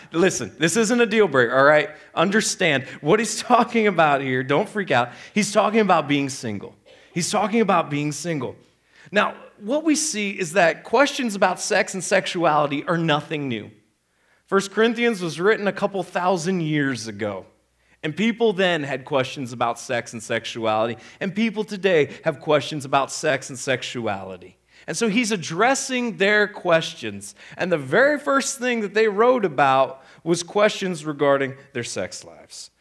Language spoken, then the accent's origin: English; Midwest, United States; I grew up in the Midwest.